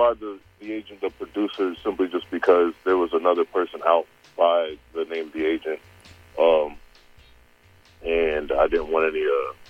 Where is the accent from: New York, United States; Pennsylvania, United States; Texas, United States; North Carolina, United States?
Pennsylvania, United States; York; I'm not from the city. I'm from York, Pennsylvania.